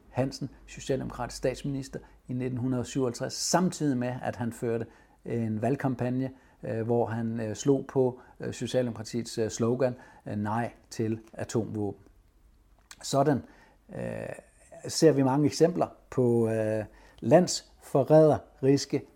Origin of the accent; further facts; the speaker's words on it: Denmark; vi er mange danskere